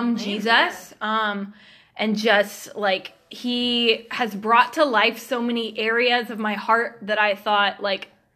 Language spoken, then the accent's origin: English; Georgia, United States; now in Kansas City, United States; I grew up in Georgia, lived in the same house my whole life